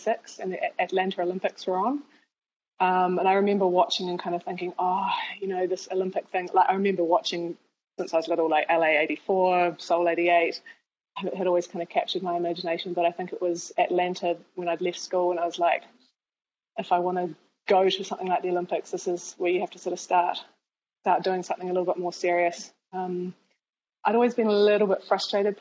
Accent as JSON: {"language": "English", "country": "New Zealand", "tie": "born or raised there", "said": "Growing up in New Zealand"}